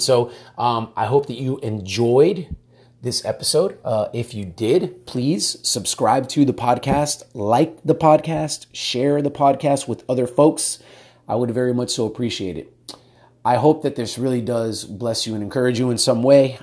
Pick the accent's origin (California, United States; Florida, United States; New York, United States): Florida, United States; Miami; now in Texas, United States; I'm from Miami originally, and so, uh, moved out to Texas, live in Texas now